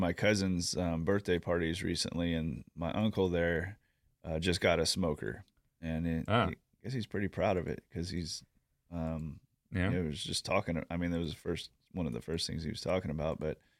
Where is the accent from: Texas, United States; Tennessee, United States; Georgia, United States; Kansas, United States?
Tennessee, United States; I'm from Tennessee.